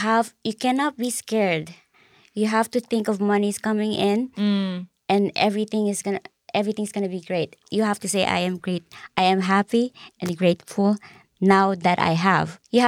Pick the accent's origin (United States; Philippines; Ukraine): Philippines; I'm Filipino, I'm Catholic.